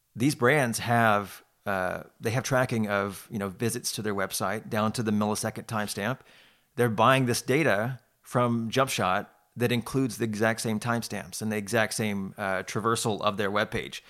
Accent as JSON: {"language": "English", "town": "Houston", "region": "Texas", "country": "United States", "tie": "born or raised there", "also_born_or_lived": "Austin", "moved": "yes", "said": "I was born in Houston"}